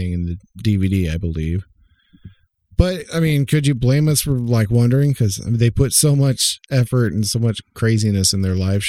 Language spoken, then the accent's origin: English; Oklahoma, United States; I grew up in Oklahoma